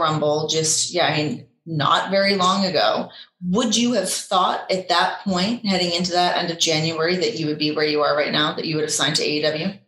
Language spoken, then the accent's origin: English; Canada; we're both from Canada